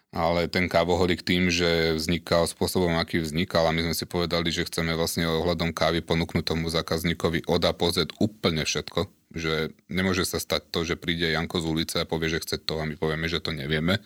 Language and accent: Slovak; Slovakia; sme Slováci, máme radi Slovensko